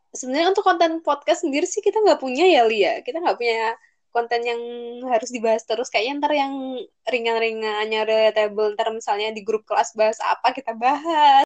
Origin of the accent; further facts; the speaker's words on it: Java, Indonesia; accent: medok; aku pasti medok